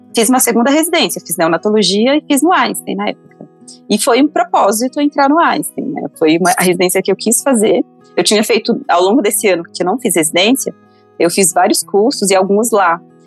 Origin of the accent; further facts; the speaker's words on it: interior of Minas Gerais, Brazil; moved away; Eu sou do interior de Minas, de uma cidade chamada Beriba. E, na verdade, eu morei até os 14 anos na zona rural dessa cidade, numa comunidade rural.